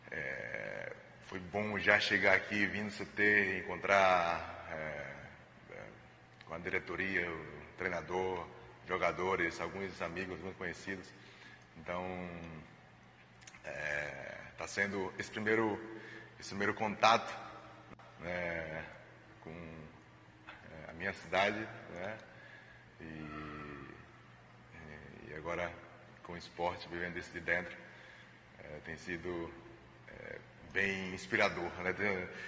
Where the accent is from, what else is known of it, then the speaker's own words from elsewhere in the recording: Recife, Pernambuco, Brazil; moved away; por voltar à minha terra